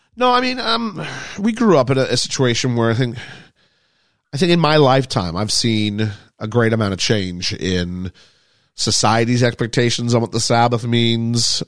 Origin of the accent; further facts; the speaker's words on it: England, United Kingdom; moved away; also born or lived in Quebec, Canada; growing up in England